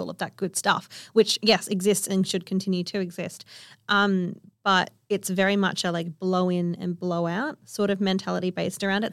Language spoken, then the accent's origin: English; Kalgoorlie, Western Australia, Australia; I grew up on One Cataland in Kalgoorlie